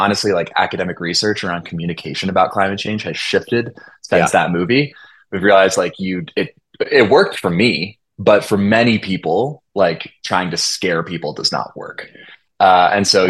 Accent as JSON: {"language": "English", "town": "Olympia", "region": "Washington", "country": "United States", "tie": "born or raised there", "said": "I grew up in Olympia, Washington"}